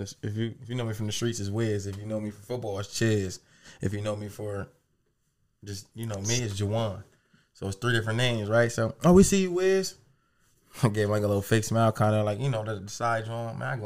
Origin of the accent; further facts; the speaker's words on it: the South, United States; When I got cut, bro, I remember the first day I came back, … and I'm from the South.